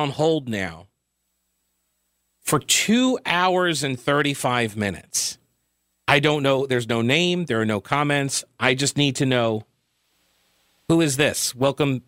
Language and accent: English; New York, United States; now in Charlotte, United States; I was originally from New York as well.